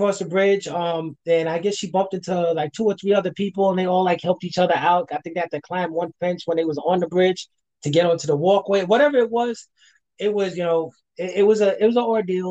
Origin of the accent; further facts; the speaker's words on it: New York City, New York, United States; moved away; I'm originally from New York, from Brooklyn